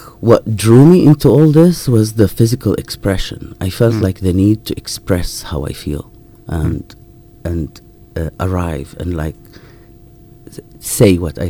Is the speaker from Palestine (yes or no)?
yes; Jerusalem, Palestine; moved away as an adult; now in United Kingdom; But since I'm from Jerusalem, so all my documents are, like, an Israeli document, so it's just a little bit easier.